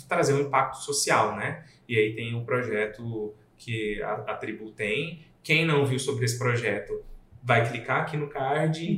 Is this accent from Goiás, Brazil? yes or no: yes; Goiânia, Goiás, Brazil; moved away as an adult; now in Rio Grande do Sul, Brazil; Eu não sou daqui, eu sou nascido em Goiânia, moro aqui tem nove anos